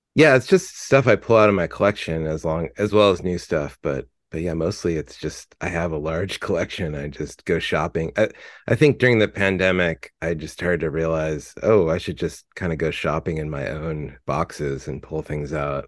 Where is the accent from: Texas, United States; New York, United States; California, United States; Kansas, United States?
California, United States; Fullerton; I'm from Fullerton, California